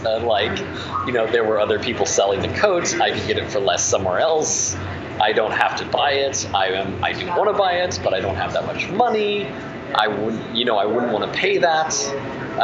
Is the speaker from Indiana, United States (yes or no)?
yes; Indiana, United States; moved away; I'm from Indiana